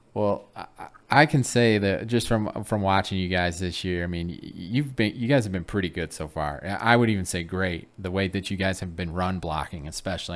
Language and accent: English; Michigan, United States; I grew up in Michigan